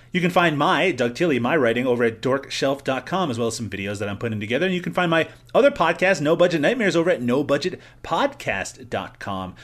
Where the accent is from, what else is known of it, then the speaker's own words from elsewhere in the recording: Newfoundland and Labrador, Canada; I'm Irish too. I'm from Newfoundland